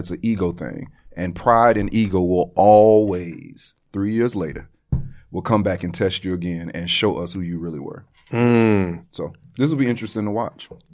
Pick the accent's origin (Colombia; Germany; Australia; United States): United States; Florida; I am from Florida